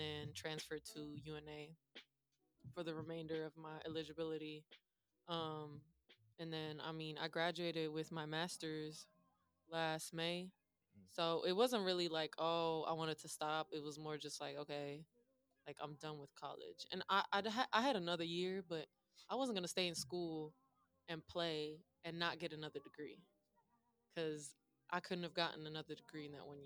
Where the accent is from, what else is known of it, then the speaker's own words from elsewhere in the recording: Germany; moved away as an adult; now in United States; I'm originally from Germany